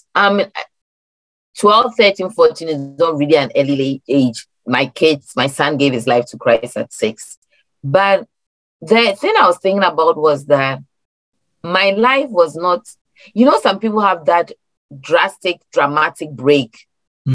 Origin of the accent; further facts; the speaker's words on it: Ghana; now in Maryland, United States; I'm Ghanaian, born in Ghana, migrated here